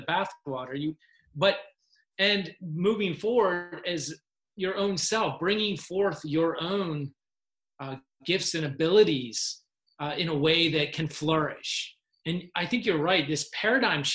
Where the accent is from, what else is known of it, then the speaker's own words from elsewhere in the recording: Hanover, Pennsylvania, United States; moved away as an adult; my hometown Hanover is you know, it, the atmosphere there is like high school football.